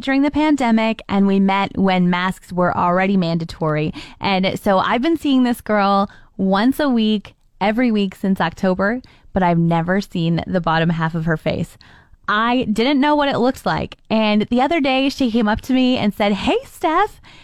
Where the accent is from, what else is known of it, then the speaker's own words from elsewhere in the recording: Ontario, Canada; I'm from Ontario